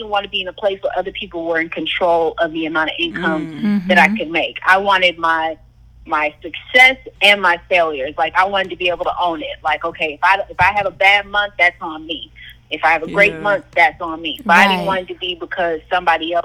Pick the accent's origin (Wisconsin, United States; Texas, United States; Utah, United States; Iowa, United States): Texas, United States; Houston; I'm from Houston